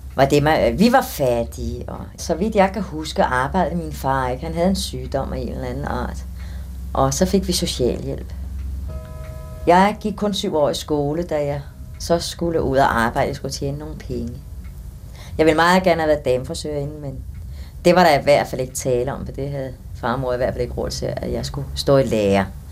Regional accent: Copenhagen, Capital Region of Denmark, Denmark; Jeg er født i Adelgade, og, og det var et gammelt, fattigt kvarter

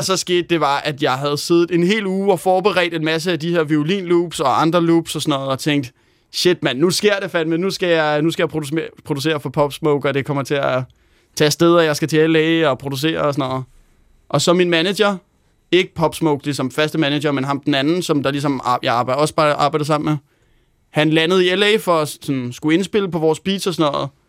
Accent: Helsingør, Capital Region of Denmark, Denmark; lækkert studie hjemme i Helsingør, hvor jeg er vokset op

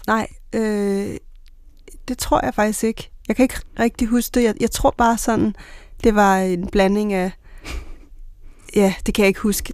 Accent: Bornholm, Capital Region of Denmark, Denmark; moved away; kommet fra Bornholm med klipperne

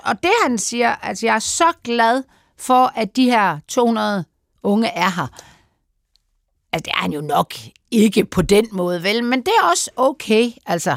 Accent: Denmark; vi som danskere

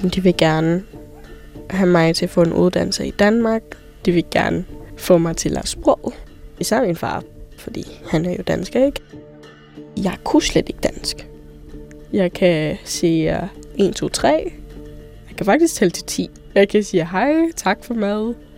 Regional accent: near Pattaya, Chonburi, Thailand; now in Denmark; Min mor er thai, min far er dansk, og jeg er født i Thailand et sted tæt på Pattaya

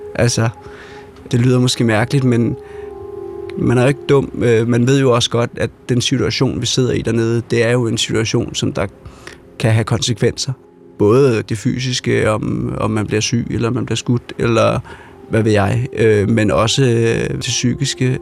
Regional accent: Denmark; vi er fra Danmark

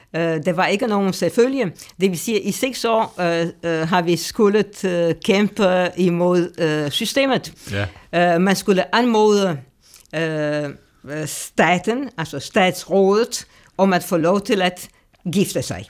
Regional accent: Romania; moved away; jeg kommer fra Rumænien. Øh, og jeg blev født, og det kan jeg, det kan jeg godt sige lige ud, i nitten fire og halvtreds

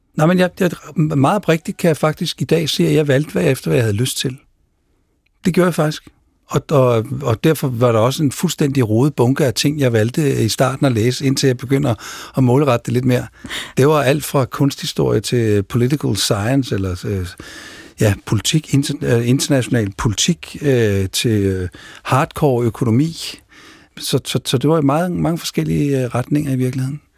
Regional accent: Denmark; Men selv Sverige kan være vanskeligt at, at finde rundt i som dansker

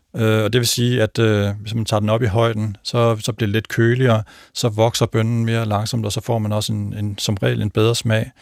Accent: North Jutland, North Denmark Region, Denmark; moved away; min far han dyrkede faktisk juletræer. Jeg kommer fra en lille gård oppe i Nordjylland

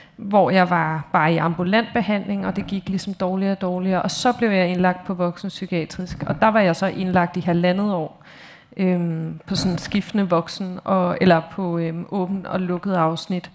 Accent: Copenhagen, Capital Region of Denmark, Denmark; jeg er opvokset i København i Indre

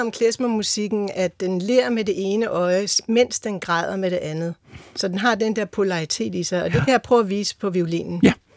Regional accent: Holte, Capital Region of Denmark, Denmark; Jeg er vokset op i Holte med en ungarsk-jødisk far og en øh, jysk mor

